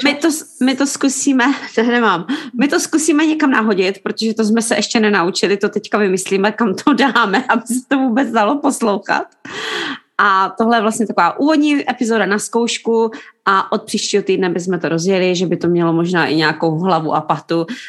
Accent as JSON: {"language": "Czech", "town": "Jeseník", "region": "Olomouc Region", "country": "Czechia", "moved": "yes", "lives_now": "London, United Kingdom", "said": "jsme v Londýně, ale pocházíme obě dvě z Jeseníku"}